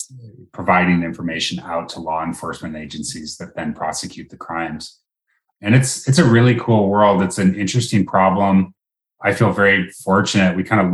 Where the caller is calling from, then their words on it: Seattle, Washington, United States; I'm calling in from Seattle, Washington, where it's a gorgeous summer day.